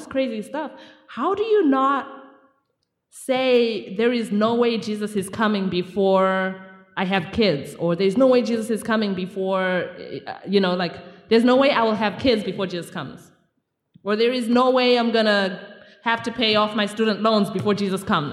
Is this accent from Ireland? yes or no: no; Zimbabwe; I'm from Zimbabwe